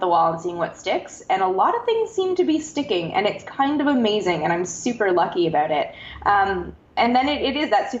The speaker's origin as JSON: {"language": "English", "country": "Canada", "said": "I'm from Canada, where there's no NASA"}